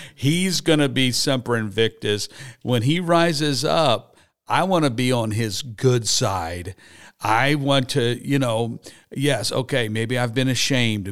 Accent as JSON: {"language": "English", "town": "Harrisburg", "region": "Pennsylvania", "country": "United States", "tie": "born or raised there", "said": "I grew up in Harrisburg, Pennsylvania."}